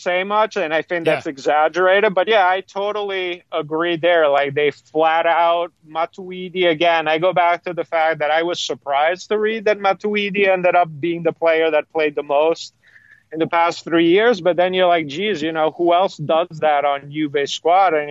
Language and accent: English; Padua, Veneto, Italy; my hometown team in Padova